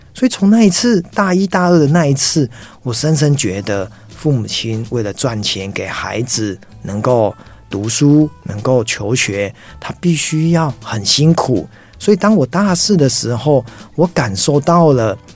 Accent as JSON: {"language": "Chinese", "region": "Tainan", "country": "Taiwan", "tie": "born or raised there", "also_born_or_lived": "Taoyuan", "moved": "as an adult", "said": "我老家在台南，但是呢，我大学在远志大学， 远志大学在桃园"}